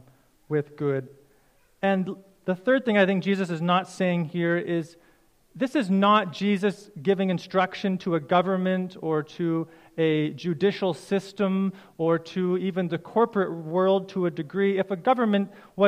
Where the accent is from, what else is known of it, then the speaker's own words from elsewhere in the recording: Canada; as a Canadian citizen